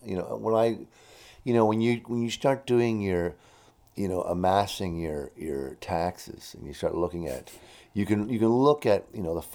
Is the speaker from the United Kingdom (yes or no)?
no; Canada; being severely Canadian